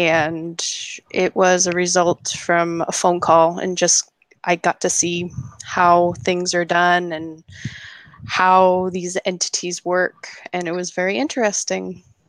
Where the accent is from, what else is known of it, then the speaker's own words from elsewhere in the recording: Oregon, United States; I'm from Oregon.